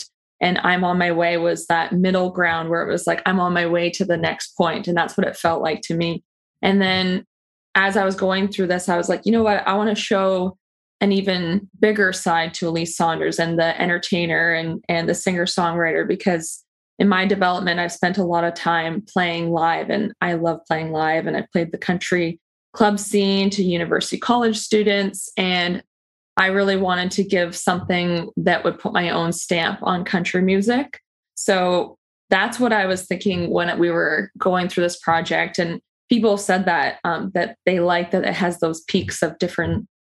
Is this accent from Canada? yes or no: yes; Peterborough, Ontario, Canada; my hometown of Peterborough, Ontario, where I grew up